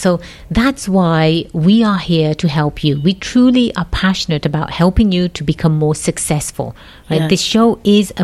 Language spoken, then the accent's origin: English; England, United Kingdom; now in California, United States; Born and raised in England